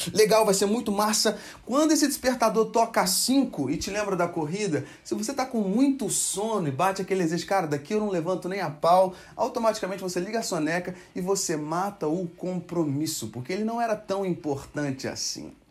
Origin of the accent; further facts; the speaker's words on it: Brazil; nós, como brasileiros